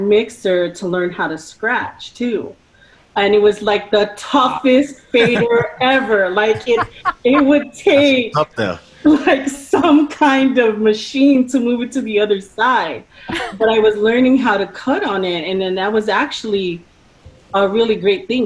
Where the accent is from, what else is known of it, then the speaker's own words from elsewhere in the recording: New York City, New York, United States; moved away; when I was in New York City in my hometown